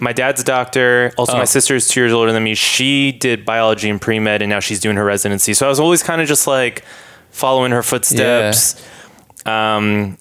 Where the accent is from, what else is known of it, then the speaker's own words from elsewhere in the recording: Boston, Massachusetts, United States; moved away as an adult; also born or lived in Dedham, Massachusetts / New York; now in Los Angeles, United States; I was born and raised, I grew up in Boston, Massachusetts, and then in a town called Dedham